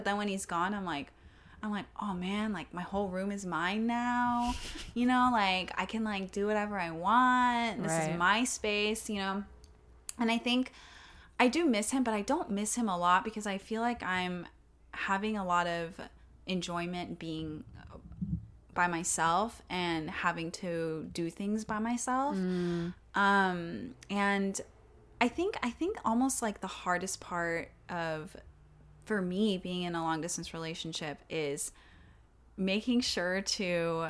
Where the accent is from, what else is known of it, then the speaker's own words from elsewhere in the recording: Texas, United States; now in New York, United States; But I'm from Texas, like, for someone who's from, like, a really small town in Texas